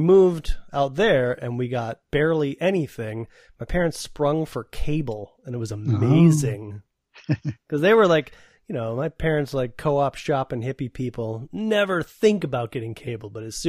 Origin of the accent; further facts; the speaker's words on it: Madison, Wisconsin, United States; my parents, we came from Madison, which was a capital city, right? So we had TV channels.